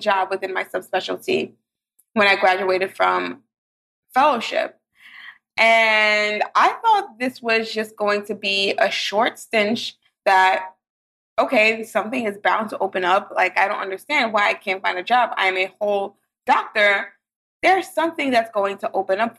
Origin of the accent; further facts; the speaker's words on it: New York City, New York, United States; I grew up in Brooklyn